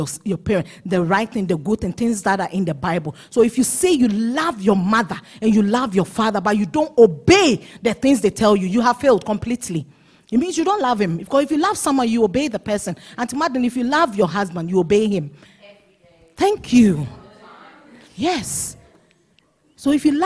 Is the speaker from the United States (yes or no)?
no; Ghana; accent: Ghanaian English; I'm speaking Ghanaian English